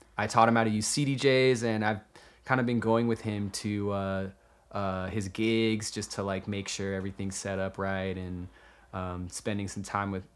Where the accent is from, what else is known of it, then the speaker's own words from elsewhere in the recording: Concord, California, United States; moved away as an adult; also born or lived in Walnut Creek; now in Los Angeles, United States; I grew up in the Bay Area, East Bay, town called Concord, Walnut Creek, Concord